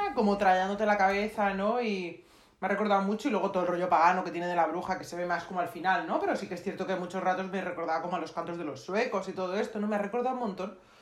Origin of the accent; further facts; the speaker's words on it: Madrid, Community of Madrid, Spain; soy madrileña, acostumbrada al calor seco